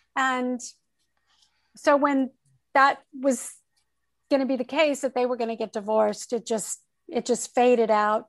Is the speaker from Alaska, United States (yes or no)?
no; Torrance, California, United States; also born or lived in Oakland, California; I grew up in the South Bay area of Southern California and I'm a Southern California girl, really.